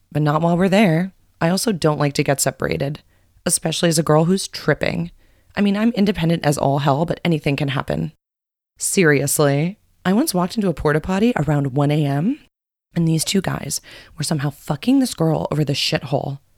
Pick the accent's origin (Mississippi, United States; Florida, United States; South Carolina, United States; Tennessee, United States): Florida, United States; Coconut Grove; from Coconut Grove.